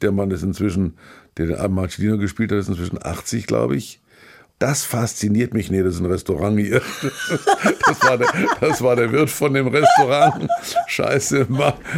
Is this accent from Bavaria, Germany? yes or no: yes; Kulmbach, Bavaria, Germany; moved away; ich war ich in Kulmach in meiner alten Heimat